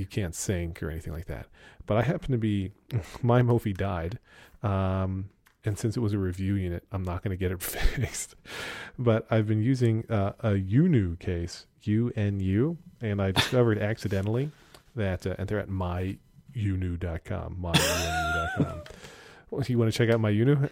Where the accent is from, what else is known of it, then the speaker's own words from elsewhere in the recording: Pennsylvania Dutch country, United States; I'm from Pennsylvania Dutch country